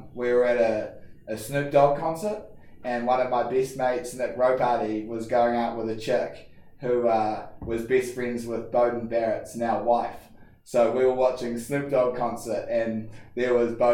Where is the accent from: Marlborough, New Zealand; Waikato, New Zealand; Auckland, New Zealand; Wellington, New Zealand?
Auckland, New Zealand; moved away as an adult; now in United States; I grew up in Auckland and went to King's College